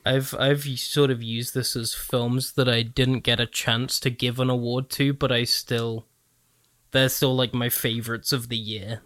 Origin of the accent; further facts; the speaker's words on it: United Kingdom; a British child